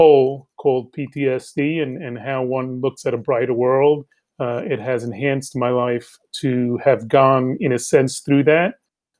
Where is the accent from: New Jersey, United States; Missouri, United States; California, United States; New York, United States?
New York, United States; New York City; also born or lived in Bogota, Colombia; Grew up here in New York City